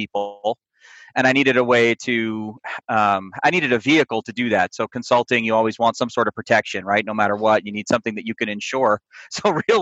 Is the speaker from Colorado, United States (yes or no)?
no; upstate New York, United States; moved away as an adult; also born or lived in New Jersey; now in Longmont, United States; I grew up in New York, not the city, upstate, about 2 hours out of New York